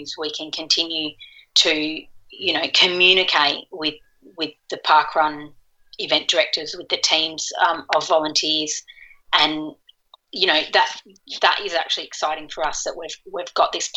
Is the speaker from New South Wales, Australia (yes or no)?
yes; Curl Curl, New South Wales, Australia; moved away; Curl Curl's in New South Wales. It's in my hometown where I grew up.